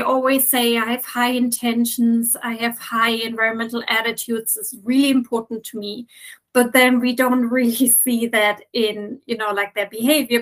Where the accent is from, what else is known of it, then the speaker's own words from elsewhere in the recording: Germany; also born or lived in United Kingdom / Dutch Caribbean / Norway; now in Athens, Greece; I am originally from Germany, but I have lived in several other countries like the UK, the Dutch, Dutch Caribbean, and Norway before. And I'm since five years now in Athens